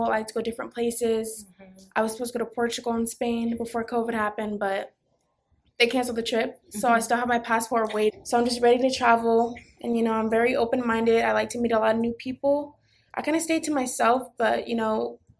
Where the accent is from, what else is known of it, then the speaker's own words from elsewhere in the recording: Las Vegas, Nevada, United States; I went to middle school out here. I went to high school out here. I went to elementary school out here.